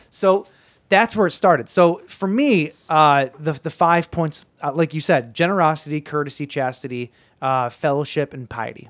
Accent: United States; I'm American

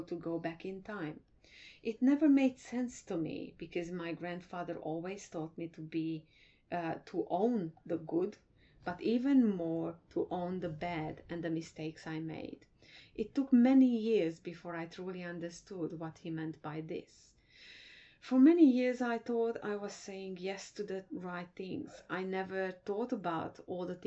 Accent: Transylvania, Romania; moved away as an adult; I was born in Transylvania, now part of Romania. Even my birth was a defiant act on my parents' part because we belong to the biggest minority in Romania, being Hungarians.

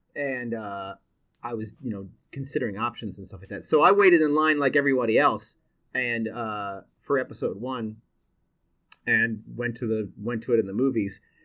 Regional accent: Seattle, Washington, United States; I was born and raised in Seattle

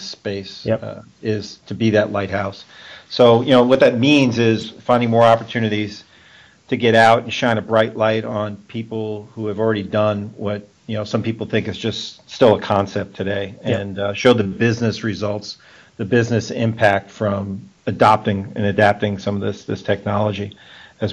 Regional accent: New York City, New York, United States; moved away; my hometown of Brooklyn

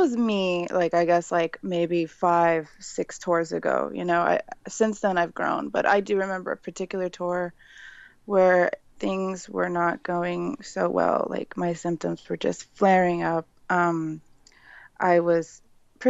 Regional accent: San Antonio, Texas, United States; I grew up in San Antonio. I still live here currently, San Antonio, Texas

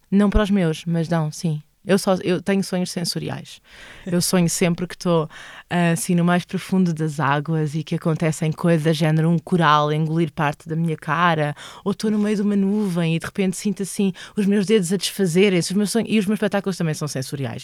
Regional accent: Loures, Lisbon, Portugal; moved away as an adult; also born or lived in Santo António dos Cavaleiros; now in Elvas, Portugal; cresci em Loures

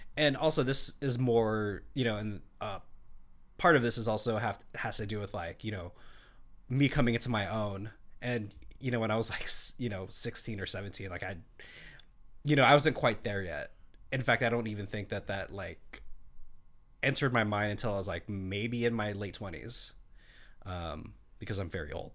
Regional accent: Seattle, Washington, United States; I grew up here in Seattle

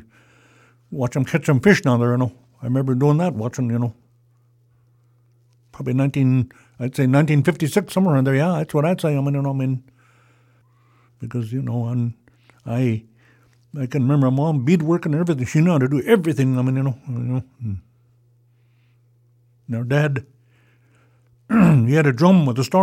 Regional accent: Sidwell Flat, Oregon, United States; I grew up in Sidwell Flat in the old house

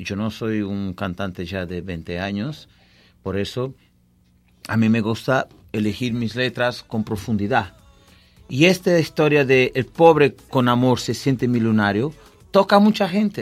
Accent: Vila Real de Santo António, Algarve, Portugal; Spanish is a second language; also born or lived in Tavira, Portugal; Yo nací en Portugal, en el sur de Portugal, una ciudad que está vira, pero es solamente donde nací. Yo siempre fui creado eh, en mi ciudad, una ciudad donde goberné, que se llama Villarreal de Sant Antonio

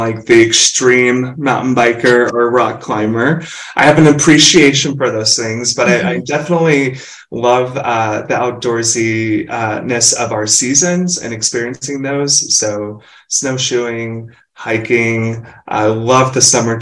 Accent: Louisville, Kentucky, United States; accent: southern drawl; moved away as an adult; also born or lived in Evansville, Indiana / Irvine, California; now in Bend, United States; I'm born and raised in Louisville, Kentucky

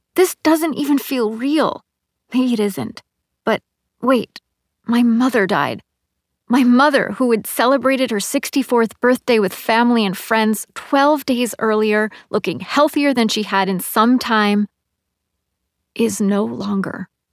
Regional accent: Hudson Valley, New York, United States; moved away as an adult; now in New York City, United States; ride an hour up the river to the Hudson Valley to my hometown.

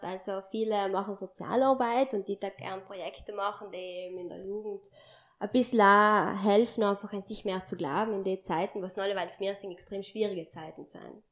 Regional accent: Sarntal, Trentino-Alto Adige, Italy; mein Heimatdorf Sarentein

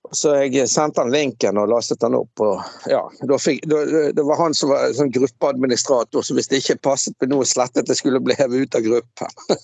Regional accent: Bergen, Vestland, Norway; moved away; jeg er fra Laksevåg

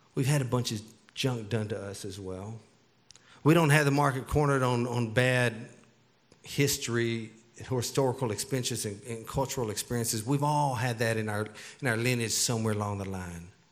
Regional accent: Texas, United States; I grew up in Texas, so I, I, it's hard for me to just speak English

